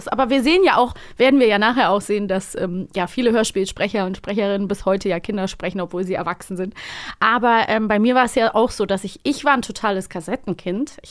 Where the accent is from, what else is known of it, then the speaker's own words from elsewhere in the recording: Cologne, North Rhine-Westphalia, Germany; Ich bin in der äh, Kinderladenzeit, so hieß das damals bei uns, in Köln, wo ich